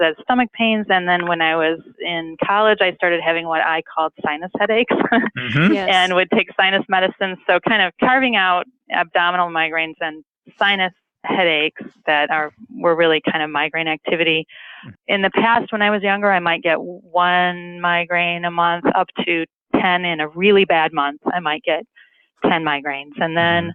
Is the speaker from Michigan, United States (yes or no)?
yes; Detroit, Michigan, United States; accent: thick Midwestern; moved away as an adult; now in Oakland, United States; I'm originally from Detroit, which is where this thick Midwestern accent comes from